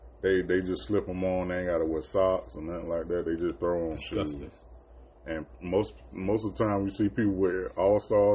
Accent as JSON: {"language": "English", "country": "United States", "said": "We American."}